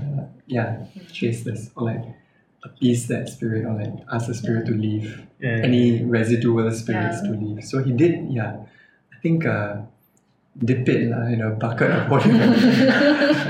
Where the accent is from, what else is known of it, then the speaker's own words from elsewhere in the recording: Singapore; growing up in Singapore